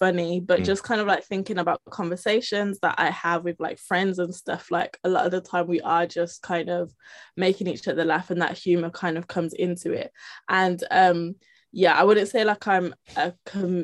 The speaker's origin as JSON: {"language": "English", "town": "Birmingham", "region": "West Midlands", "country": "United Kingdom", "also_born_or_lived": "Peckham, London", "moved": "as an adult"}